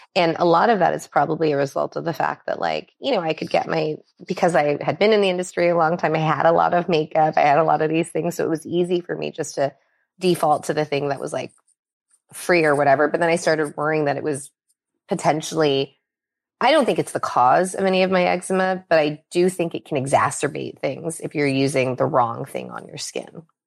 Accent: Los Angeles, California, United States; also born or lived in Minnesota; I was born actually in Minnesota, um, so not on the West Coast, um, but we, we came to California really early in my childhood, and I've been here

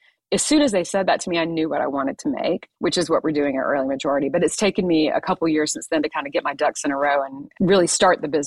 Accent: Atlanta, Georgia, United States; I'm actually from Atlanta, by the way, which is where I am right now

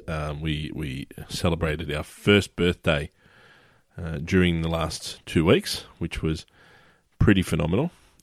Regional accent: Sydney, New South Wales, Australia; my hometown, which is Sydney, Australia

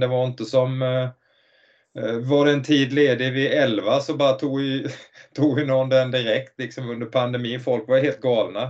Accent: Nybro, Kalmar County, Sweden; jag kommer från Nybro, en stad eh, tre mil utanför egentligen ett hockeynäste

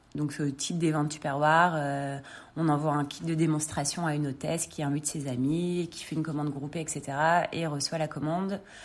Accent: Lille, Hauts-de-France, France; moved away as an adult; now in Paris, France; je viens de Lille, j'ai grandi à Lille, j'ai fait mes études euh, là-bas

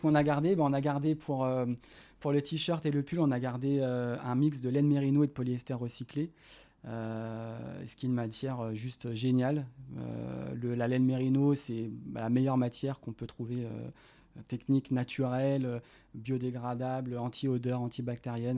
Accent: Lyon, Auvergne-Rhône-Alpes, France; je suis originaire de Lyon

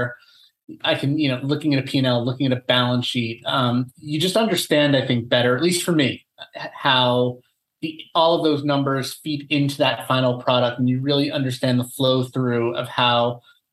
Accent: Long Island, New York, United States; moved away as an adult; also born or lived in Los Angeles / Amsterdam; I grew up on Long Island. I'm a native New Yorker

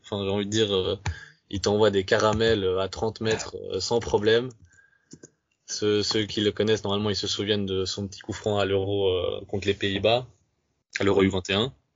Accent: Romania; chez nous en Roumanie

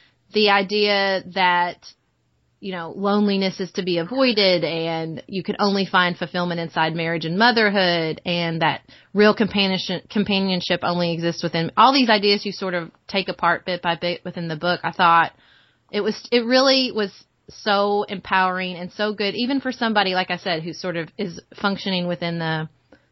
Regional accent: Kentucky, United States; moved away as an adult; also born or lived in Washington, D.C.; I grew up in Kentucky

